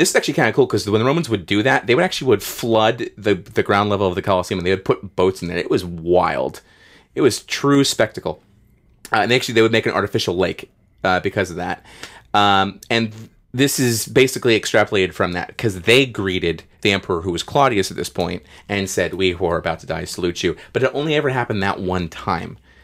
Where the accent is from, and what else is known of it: United States